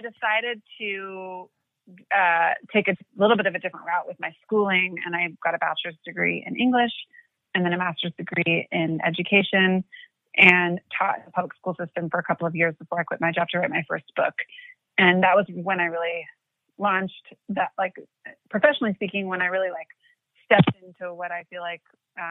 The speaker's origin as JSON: {"language": "English", "town": "Portland", "region": "Oregon", "country": "United States", "tie": "born or raised there", "said": "I grew up in Portland, Oregon"}